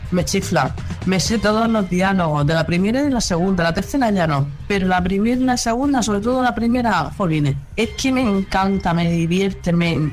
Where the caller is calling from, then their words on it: Formentera, Balearic Islands, Spain; Buenas tardes desde Formentera. Soy